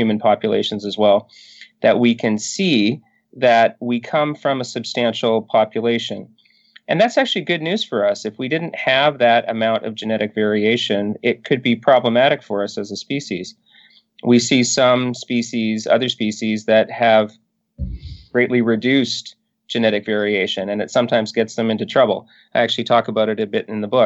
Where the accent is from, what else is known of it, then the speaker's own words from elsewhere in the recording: northern British Columbia, Canada; I grew up in northern British Columbia, and I have to say, growing up in Canada probably saves me a little bit